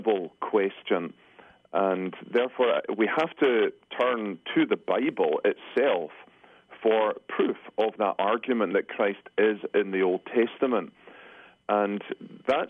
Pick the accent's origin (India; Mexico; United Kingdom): United Kingdom; Scotland; moved away as an adult; now in Grand Rapids, United States; I come from Scotland